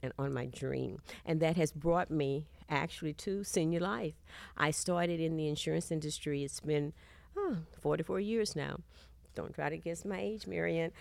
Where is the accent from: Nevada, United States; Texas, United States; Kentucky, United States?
Texas, United States; accent: Southern; moved away as an adult; also born or lived in California; I'm from Texas